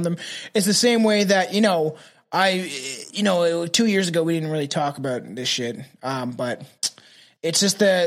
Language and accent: English; Canada; I'm Canadian. I don't speak fucking other languages. I don't even speak French, bro. And we're fucking bilingual